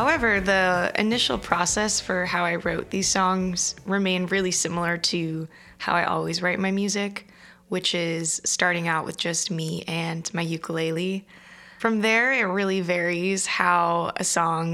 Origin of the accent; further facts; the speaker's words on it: Southern California, United States; I grew up in Southern California, pretty close to the beach